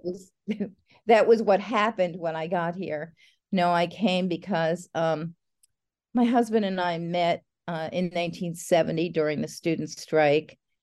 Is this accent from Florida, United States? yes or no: no; New Jersey, United States; I grew up in New Jersey outside of New York